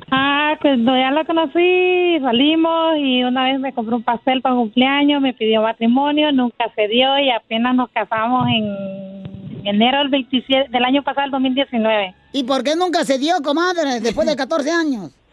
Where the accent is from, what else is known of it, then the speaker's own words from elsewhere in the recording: Honduras; Soy de Honduras.